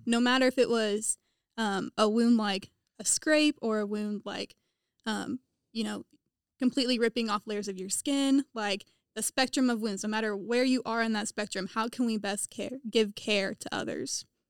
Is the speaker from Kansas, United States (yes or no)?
yes; Topeka, Kansas, United States; moved away as an adult; now in Indiana, United States; I am from Topeka, Kansas, which is fifty miles west of Kansas City